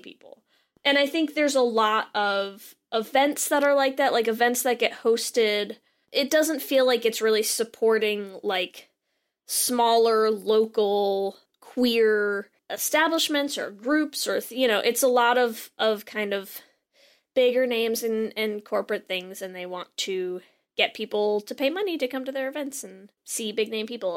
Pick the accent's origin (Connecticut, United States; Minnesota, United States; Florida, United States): Connecticut, United States; I grew up in Connecticut